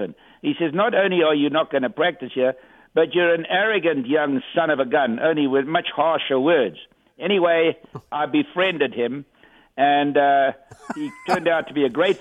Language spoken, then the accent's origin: English; South Africa; I'm from South Africa.